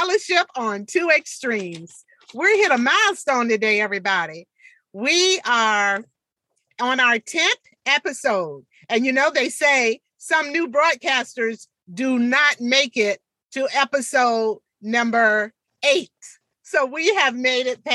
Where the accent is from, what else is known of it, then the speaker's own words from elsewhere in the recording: Portsmouth, Virginia, United States; my hometown, Portsmouth, Virginia